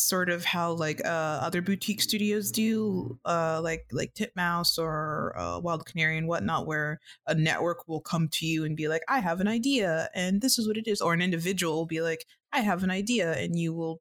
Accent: Chicago, Illinois, United States; I'm from the Midwest and in Chicago

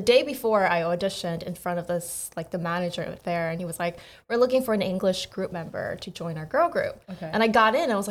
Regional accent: United States; moved away as an adult; also born or lived in South Korea; So I was born in Korea, but when I was 8, I immigrated. So I technically grew up in America and I went back.

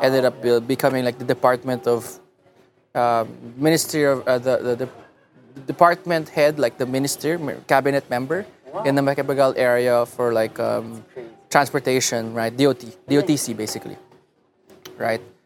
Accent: Muntinlupa, Metro Manila, Philippines; also born or lived in Los Angeles, United States / Davao; now in San Francisco, United States; I grew up in Alabang

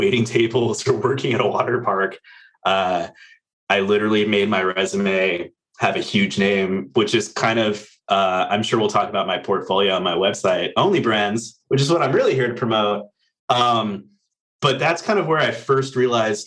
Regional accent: Orange County, California, United States; moved away as an adult; also born or lived in Los Angeles, United States; now in Virginia, United States; I grew up in Orange County, moved to LA as soon as I could get out, went to college

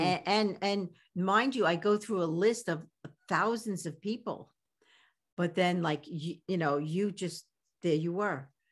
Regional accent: New York City, New York, United States; accent: Brooklyn; my Brooklyn accent

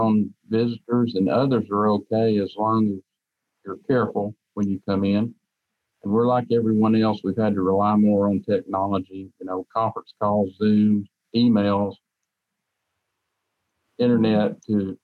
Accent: Ramer, Tennessee, United States; I grew up in Raymer, Tennessee, which is in McNairy County

